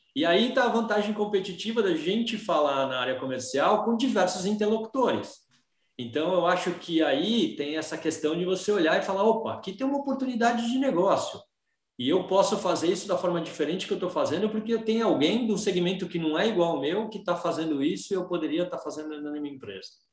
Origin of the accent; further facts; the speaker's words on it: Brazil; A minha angústia hoje como brasileiro